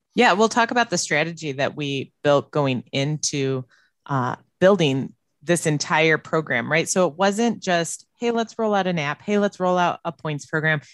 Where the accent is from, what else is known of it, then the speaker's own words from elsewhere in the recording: Illinois, United States; moved away as an adult; also born or lived in Las Vegas / Dallas / Austin; now in Wisconsin, United States; I grew up in Illinois